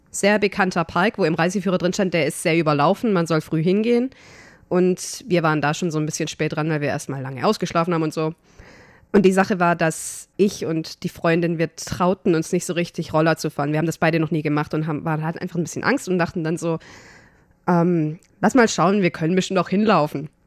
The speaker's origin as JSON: {"language": "German", "country": "Germany", "said": "weil ich bin Deutsche, warum?"}